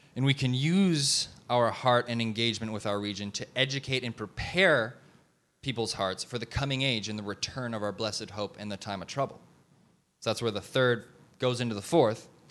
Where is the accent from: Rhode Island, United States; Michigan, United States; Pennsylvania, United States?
Michigan, United States; Detroit; moved away as an adult; also born or lived in Kansas City; now in Dallas-Fort Worth, United States; I grew up in Detroit, and then I went to school in Kansas City. Now I live here.